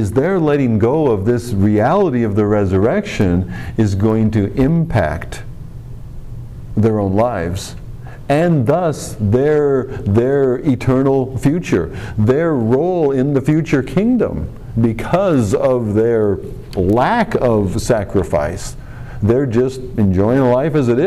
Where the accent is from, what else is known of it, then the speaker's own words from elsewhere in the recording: United States; we as American Christians